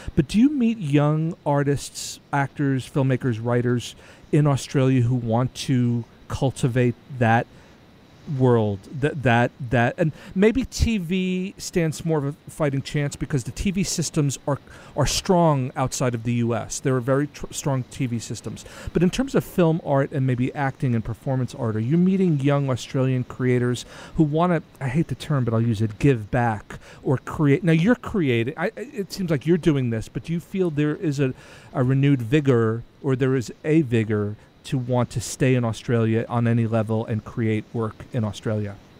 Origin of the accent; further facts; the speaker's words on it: United States; as an American